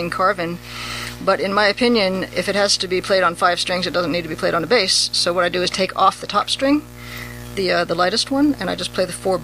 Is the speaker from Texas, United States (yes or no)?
no; State College, Pennsylvania, United States; moved away as an adult; also born or lived in overseas; now in Richmond, United States; I was born overseas and then raised in central Pennsylvania, the home of Penn State University